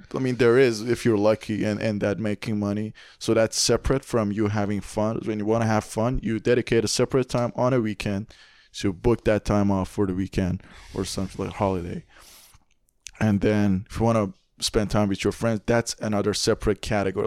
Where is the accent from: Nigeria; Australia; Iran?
Iran; now in Canada; I come from Iran